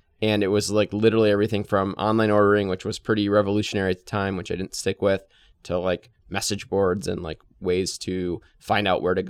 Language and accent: English; Detroit, Michigan, United States; Yeah, so I grew up in Metro Detroit, went to West Bloomfield High School, went to Michigan State after, always have been pretty entrepreneurial.